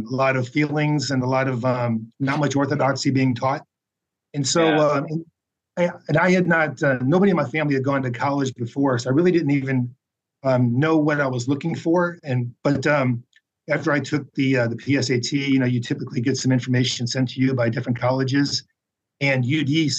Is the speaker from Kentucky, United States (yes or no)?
no; Monroe, Michigan, United States; moved away as an adult; also born or lived in Dallas, Texas / Waco, Texas; I grew up in Monroe, Michigan, which is kind of a small town, like halfway between Detroit and Toledo